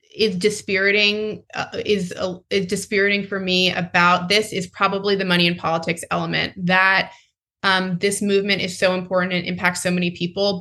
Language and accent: English; North Carolina, United States; my home state of north carolina